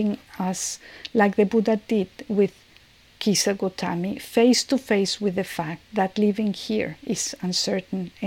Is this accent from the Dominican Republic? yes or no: no; Mexico City, Mexico; now in San Francisco, United States; I'm from Mexico City and I am living now in San Francisco